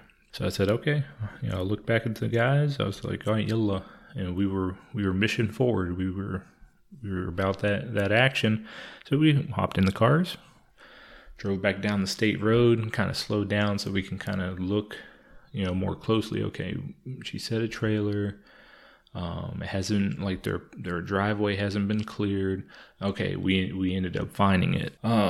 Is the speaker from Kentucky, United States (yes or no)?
yes; Louisville, Kentucky, United States; hey, we're from Louisville, we want to help.